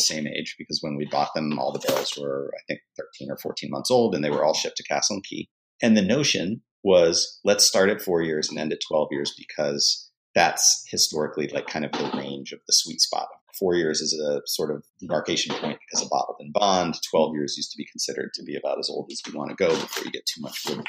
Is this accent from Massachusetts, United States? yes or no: yes; outside of Boston, Massachusetts, United States; moved away as an adult; now in New Orleans, United States; I grew up in Massachusetts